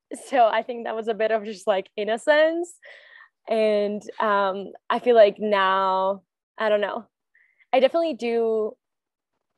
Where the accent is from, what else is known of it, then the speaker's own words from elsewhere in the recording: Spain; moved away as an adult; also born or lived in Florida / Oregon; I'm from Spain.